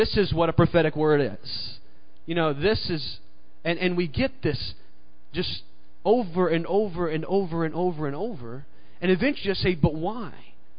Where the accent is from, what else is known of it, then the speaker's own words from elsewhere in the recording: the South, United States; You know, I grew up in the South, and, you know, this is the South. Not quite as South as Mississippi.